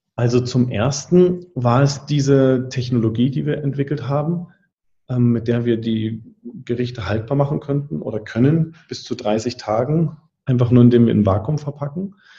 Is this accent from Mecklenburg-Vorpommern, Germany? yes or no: yes; Mecklenburg-Vorpommern, Germany; also born or lived in Berlin; Und dann draußen in Mecklenburg-Vorpommern im Nachbarort, wo ich groß geworden bin